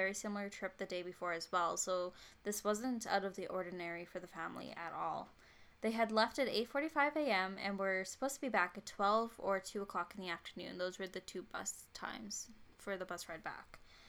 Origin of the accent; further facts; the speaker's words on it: Canada; I'm Canadian